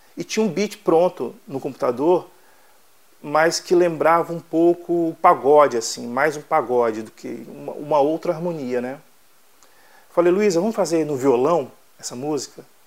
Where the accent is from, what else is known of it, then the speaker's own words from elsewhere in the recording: Itamaraju, Bahia, Brazil; now in Vila Velha, Brazil; Eu nasci no sul da Bahia, em Itamaraju